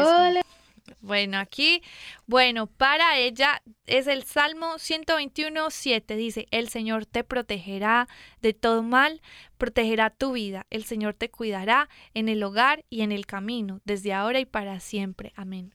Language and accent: Spanish; Mexico; yo pues soy de acá de México